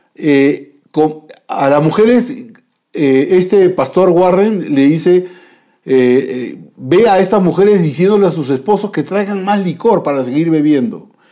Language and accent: Spanish; Peru; nosotros como, como peruanos